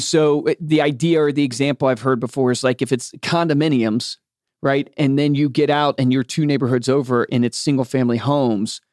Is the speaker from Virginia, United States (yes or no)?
yes; Fluvanna County, Virginia, United States; I grew up in Flavana County, Virginia